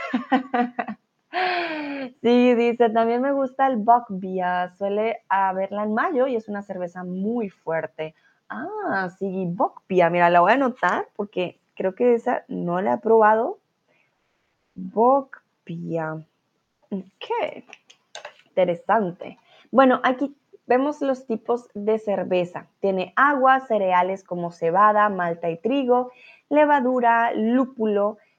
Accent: Colombia; now in Germany; yo soy de Colombia, soy tutora de español

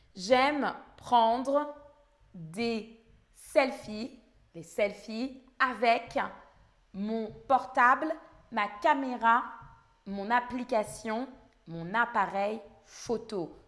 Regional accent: France; first language French; le français, c'est ma langue maternelle, je suis française.

